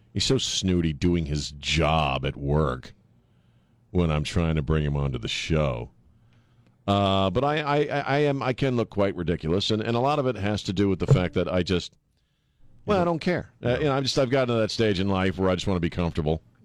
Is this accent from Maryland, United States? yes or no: yes; Maryland, United States; moved away as an adult; also born or lived in Colorado / Los Angeles; now in San Antonio, United States; I grew up mostly in Maryland